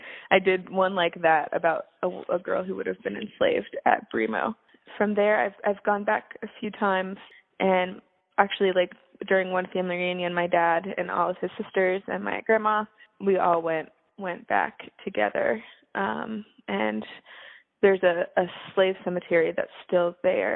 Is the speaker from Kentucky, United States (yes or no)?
no; Fluvanna County, Central Virginia, United States; also born or lived in Williamsburg, Virginia / Braddock, Pennsylvania / North Carolina; I grew up in Central Virginia, about 15 miles southeast of Charlottesville in Fluviana County.